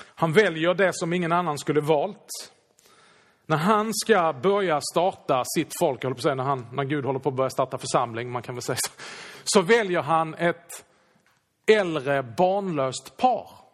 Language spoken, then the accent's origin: Swedish; Sweden; vi är ju svenskar.